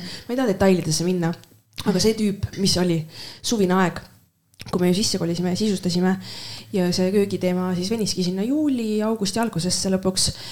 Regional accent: Estonia; ma olen eestlane

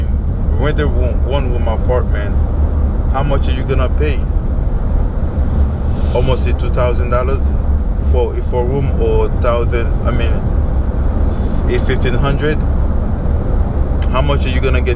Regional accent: Port-au-Prince, Ouest, Haiti; moved away; also born or lived in Saint-Marc, Haiti; I grew up in Capital and Port-au-Prince.

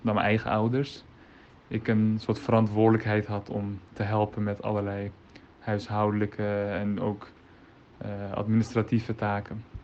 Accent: Netherlands; ik als Nederlander, dus ik ben geboren in Nederland

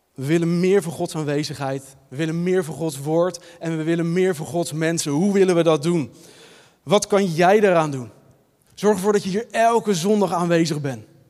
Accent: Leiden, South Holland, Netherlands; Ik ben opgegroeid in de Nederlandse Hervormde Kerk, hier in Leiden, in de Marekerk, ook het centrum van Leiden.

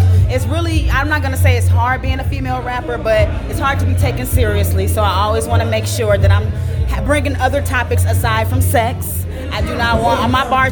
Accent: Chicago, Illinois, United States; now in Madison, Wisconsin, United States; I'm originally from Chicago

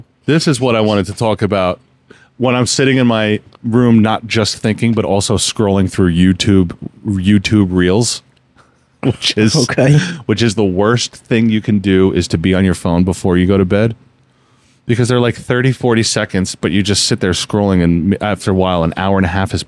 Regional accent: New Jersey, United States; I was born and raised in New Jersey. I was born and raised up here

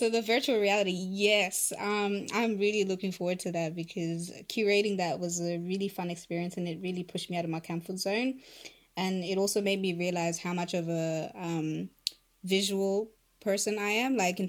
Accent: Harare, Zimbabwe; first language Shona; English is a second language; moved away; it's called Harare, which is like basically a dedication to my birth town

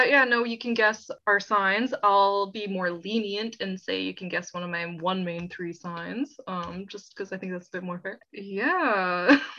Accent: Okanagan, British Columbia, Canada; I am 25 years old. I was born and raised here in the Okanagan.

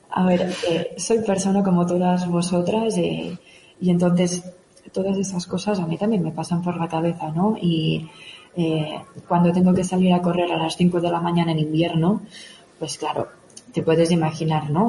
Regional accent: Òdena, Catalonia, Spain; moved away as an adult; now in Pyrenees, Spain; soy originaria de Odena, de cerca de Igualada, y es allí donde empecé un poquito todo

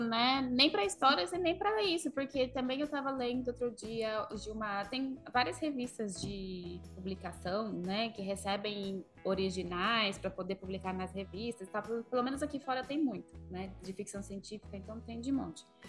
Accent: Brazil; moved away; Que é a origem da onde eu nasci, no Brasil, falando em português, e depois vivendo fora do Brasil há tantos anos, falando inglês com todo mundo.

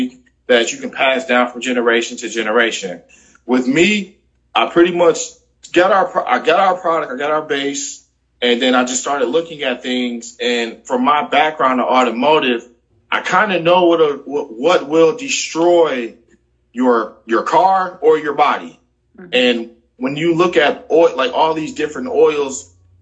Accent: Milwaukee, Wisconsin, United States; moved away as an adult; now in Houston, United States; I am originally from Milwaukee, Wisconsin.

